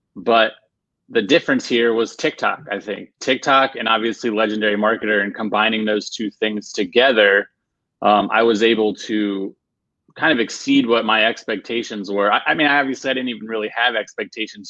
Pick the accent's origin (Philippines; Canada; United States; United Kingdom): United States; Virginia; now in Raleigh, United States; I'm originally from Virginia, but now I live in uh, Raleigh, North Carolina